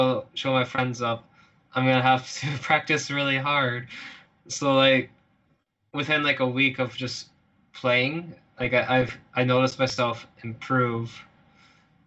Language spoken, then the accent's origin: English; Fargo, North Dakota, United States; I come from Fargo, North Dakota, a very, very unpopulated area, you could say, and very cold winters. Most people where I'm from pretty much just farm